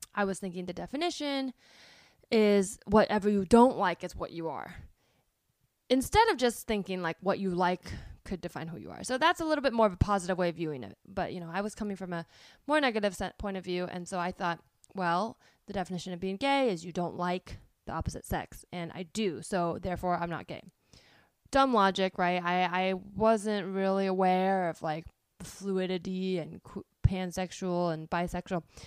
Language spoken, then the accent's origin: English; Palo Alto, California, United States; I grew up in Palo Alto, which is, um, a town in the Bay Area